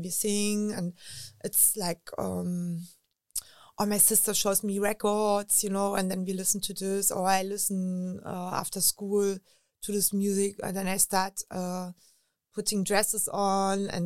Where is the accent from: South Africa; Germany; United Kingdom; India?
Germany; Berlin; English is a second language; I grew up in Berlin with wars around it